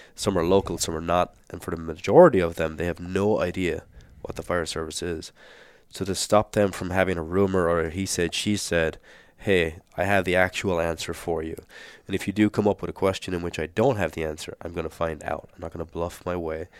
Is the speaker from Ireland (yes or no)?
yes; Ireland; moved away as an adult; also born or lived in New Zealand / Australia; now in Phoenix, United States; I'm born and raised in Ireland.